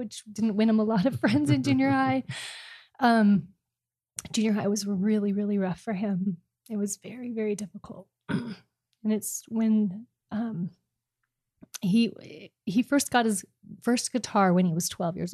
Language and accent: English; California, United States; now in Mesa, United States; I'm from California